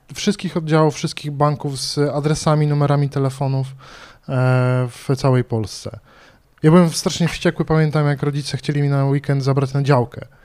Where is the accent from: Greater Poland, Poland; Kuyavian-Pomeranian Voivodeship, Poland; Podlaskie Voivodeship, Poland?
Kuyavian-Pomeranian Voivodeship, Poland; Bydgoszcz; pochodzę z Bydgoszczy